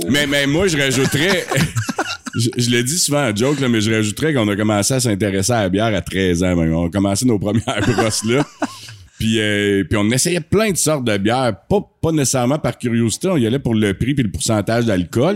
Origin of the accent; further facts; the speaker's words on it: Asbestos, Quebec, Canada; on est natif du site d'Asbestos, on est vraiment fiers d'être ici.